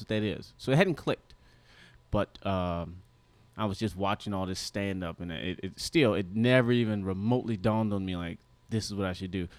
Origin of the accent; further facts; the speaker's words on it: Detroit, Michigan, United States; moved away as an adult; now in Los Angeles, United States; when I moved from Detroit to L